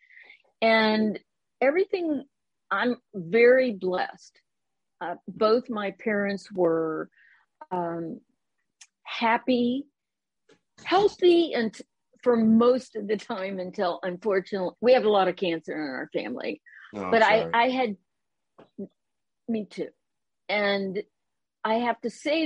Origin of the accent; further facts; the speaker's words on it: Columbus, Ohio, United States; moved away as an adult; also born or lived in East Bay, California / San Francisco / Concord, California; now in Roseville, United States; the Midwest, which is where I grew up in Columbus, Ohio